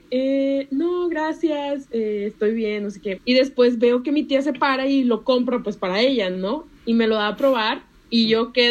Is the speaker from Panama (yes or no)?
yes; Chitré, Herrera, Panama; now in Monterrey, Mexico; Así como dicen los Tigres, es el del equipo de, Panamá, bueno, de donde soy, de Chitré.